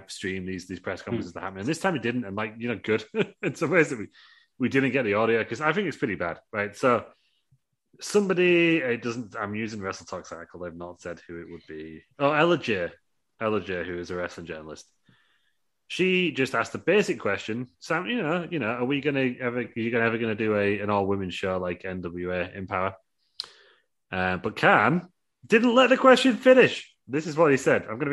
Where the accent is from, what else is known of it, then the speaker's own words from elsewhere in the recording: United Kingdom; I'm British.